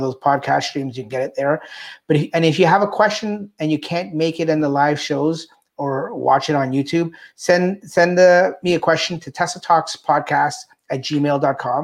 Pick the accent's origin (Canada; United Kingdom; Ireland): Canada; I'm Canadian